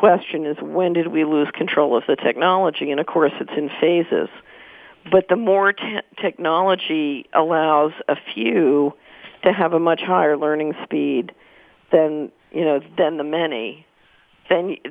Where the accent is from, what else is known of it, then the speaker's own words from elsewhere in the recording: Philadelphia, Pennsylvania, United States; I grew up in Philadelphia.